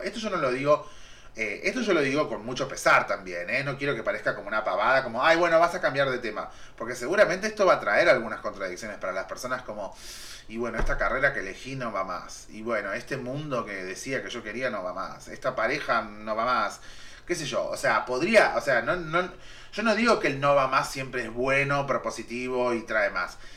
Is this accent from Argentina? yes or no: yes; Argentina